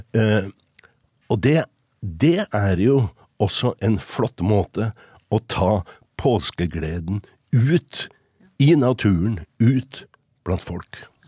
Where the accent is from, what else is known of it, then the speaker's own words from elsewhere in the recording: Trondheim, Trøndelag, Norway; jeg vokste opp i Trondheim. På Rosenborg.